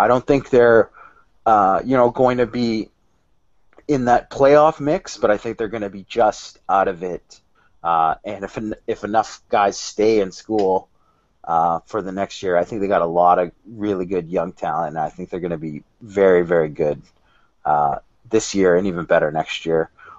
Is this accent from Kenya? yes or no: no; Pacific Northwest, United States; moved away; I'm from the Pacific Northwest originally